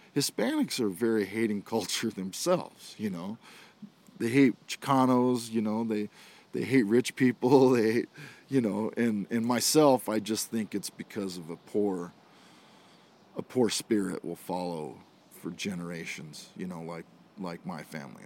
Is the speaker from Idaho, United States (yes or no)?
yes; Idaho, United States; I was an Idaho redneck